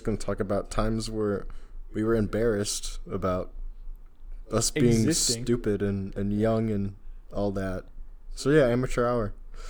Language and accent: English; Chicago, Illinois, United States; moved away as an adult; now in Texas, United States; I'm from Chicago, Illinois, and I've been spending the last month in Texas.